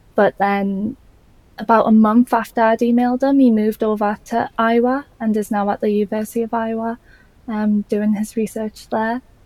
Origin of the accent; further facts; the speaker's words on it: Newcastle upon Tyne, North East England, United Kingdom; accent: Geordie; I'm from Newcastle in the UK, if you couldn't tell by the Geordie accent.